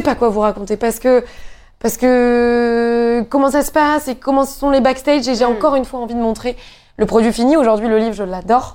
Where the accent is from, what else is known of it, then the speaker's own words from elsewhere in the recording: Normandy, France; moi, venant de Normandie